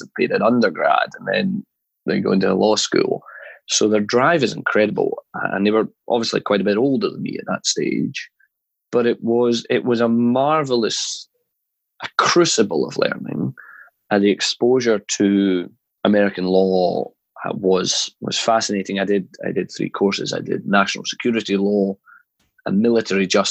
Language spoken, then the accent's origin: English; Scotland, United Kingdom; moved away as an adult; also born or lived in North Carolina, United States; now in London, United Kingdom; growing up in Scotland